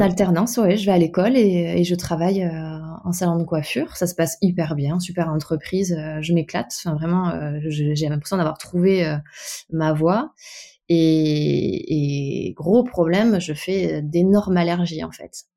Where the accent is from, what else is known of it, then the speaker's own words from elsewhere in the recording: Bordeaux, Nouvelle-Aquitaine, France; je suis née à Bordeaux. J'ai toute ma famille originaire de Bretagne, pour le coup. Donc, j'ai passé toutes mes vacances d'enfance sur l'île d'Ouessant